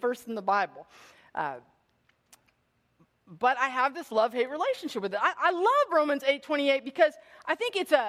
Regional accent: Bay Area, California, United States; I grew up in the Bay Area.

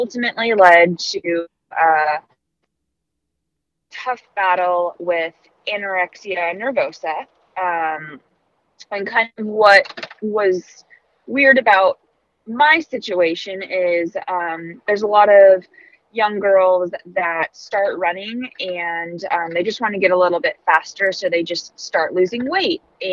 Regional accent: Santa Barbara, California, United States; also born or lived in Arizona; I was born and raised in Santa Barbara, California.

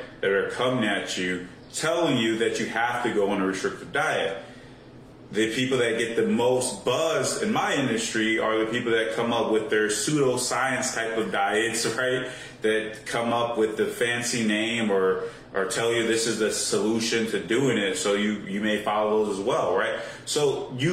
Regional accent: Chicago, Illinois, United States; growing up in the Chicago area

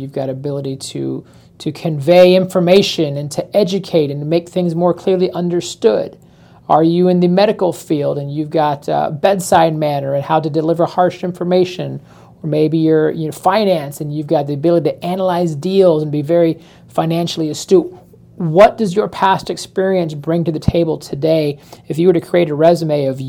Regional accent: Florida, United States; also born or lived in Chicago, Illinois; born and raised in Florida, spent a stint in Chicago when I was a kid, so I've got some Chicago ties, but overall, most of my life has been here in Florida

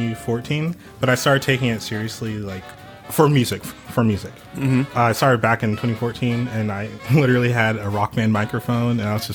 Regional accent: Netherlands; now in Fort Worth, United States; I am from the Netherlands.

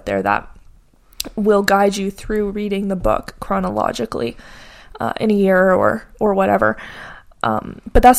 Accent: Canada; I grew up in North America, specifically Canada

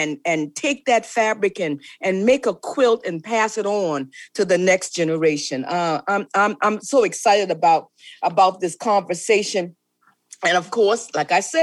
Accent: South Carolina Lowcountry, United States; I'm from the low country

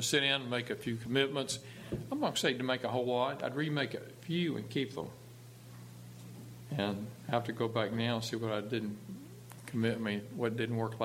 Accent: Dallas, Texas, United States; I was from Dallas

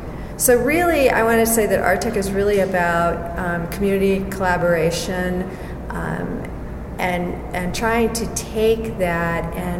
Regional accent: California, United States; now in Reno, United States; I thought, really, I'm from the Bay Area, what's happening here?

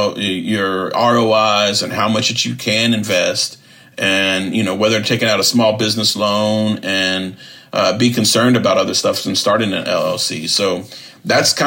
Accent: Southern California, United States; moved away as an adult; also born or lived in Austin, Texas / Wisconsin; As a Chicano growing up in Southern California, I was raised seeing, like, the murals, the narratives, the tattoo culture of my cousins

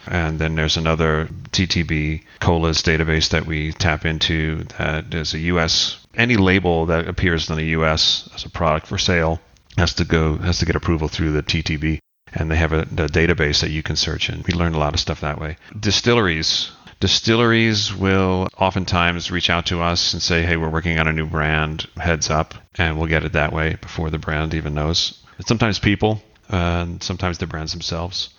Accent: United States; we come from the States

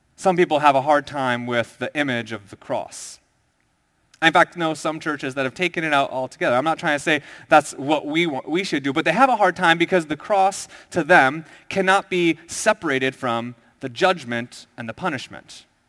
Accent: Minnesota, United States; moved away as an adult; also born or lived in Southern California; I went to college in South Ca, uh, Sou, Southern California, and I was from Minnesota

